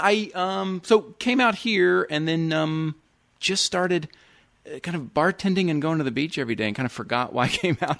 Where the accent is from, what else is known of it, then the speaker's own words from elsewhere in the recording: Houston, Texas, United States; moved away as an adult; also born or lived in Dallas; now in Los Angeles, United States; Houston, born and raised in Houston, lived Dallas